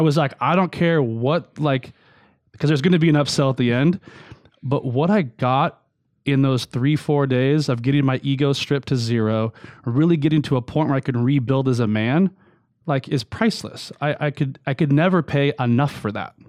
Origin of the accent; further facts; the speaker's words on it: Long Beach, California, United States; I was raised in Long Beach, California.